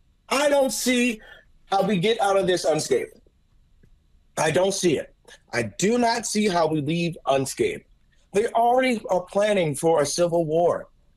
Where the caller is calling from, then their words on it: Louisiana, United States; I'm calling from Louisiana.